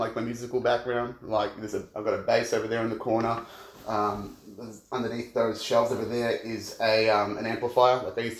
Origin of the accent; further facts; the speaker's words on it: Australia; I'm from Rogal, southeast suburbs.